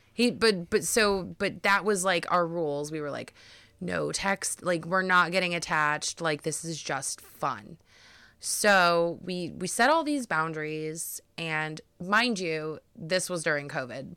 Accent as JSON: {"language": "English", "town": "Cleveland", "region": "Ohio", "country": "United States", "said": "me and Brad, uh, we are from Cleveland, Ohio"}